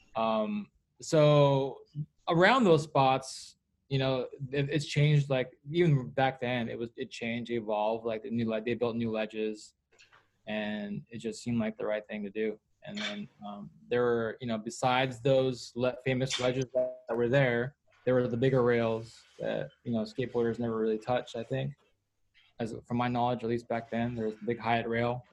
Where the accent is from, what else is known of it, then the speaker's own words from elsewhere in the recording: Bay Area, California, United States; in the Bay Area, my hometown